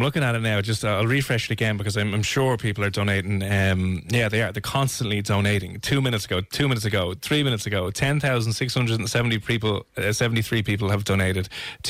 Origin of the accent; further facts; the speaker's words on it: Ireland; being Irish